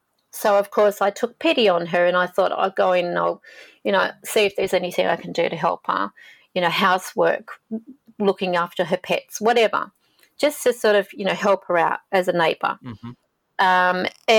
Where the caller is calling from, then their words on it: Sydney, New South Wales, Australia; I'm calling from Sydney, Australia.